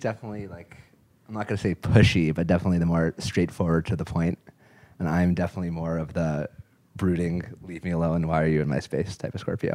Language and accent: English; Los Angeles, California, United States; I'm from Los Angeles